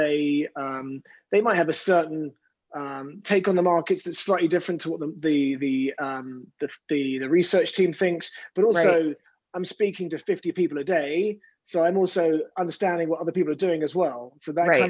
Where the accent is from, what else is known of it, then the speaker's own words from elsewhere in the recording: London, United Kingdom; moved away as an adult; now in New York, United States; I grew up in West London